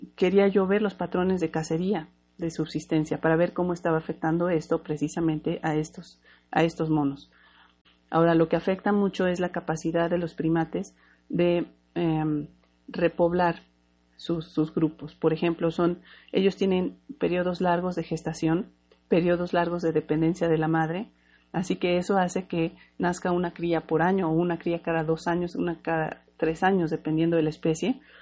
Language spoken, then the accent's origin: Spanish; Mexico; soy mexicana